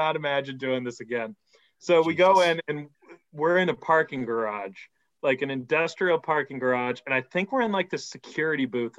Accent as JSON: {"language": "English", "town": "Georgetown", "region": "Massachusetts", "country": "United States", "tie": "born or raised there", "said": "growing up in Georgetown"}